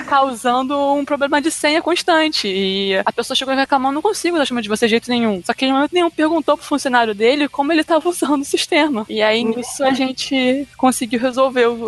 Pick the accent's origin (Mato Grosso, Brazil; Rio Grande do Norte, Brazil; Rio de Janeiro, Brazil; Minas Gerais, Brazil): Rio de Janeiro, Brazil; eu sou do Rio de Janeiro